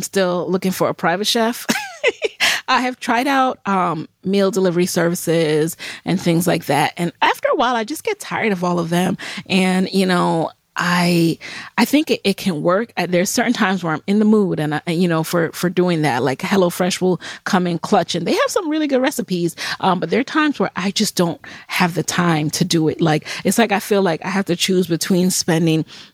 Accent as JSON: {"language": "English", "town": "New York City", "region": "New York", "country": "United States", "tie": "born or raised there", "also_born_or_lived": "Jamaica", "said": "I grew up in the Bronx."}